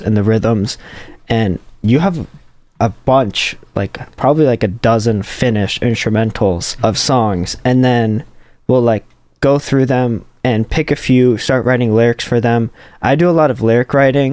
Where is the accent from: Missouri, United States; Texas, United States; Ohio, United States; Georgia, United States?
Georgia, United States; Atlanta; moved away; I'm from Atlanta, and I have a studio back at home